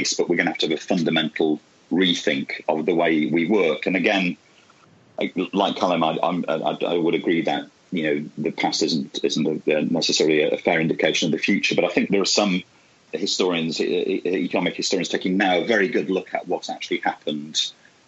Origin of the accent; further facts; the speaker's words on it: Bolton, North West England, United Kingdom; also born or lived in Bradford; I'm from Bradford and I grew up in Bolton. So I grew up in those early industrial cities